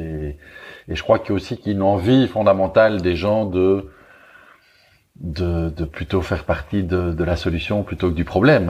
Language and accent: French; Belgium; accent: Belgian; je suis belge, vous l'entendez sans doute un petit peu à mon accent